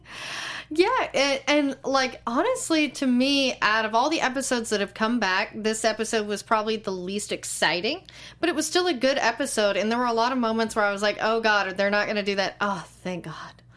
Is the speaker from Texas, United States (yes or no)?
yes; Texas, United States; I'm from Texas. We put hot sauce on everything, including eggs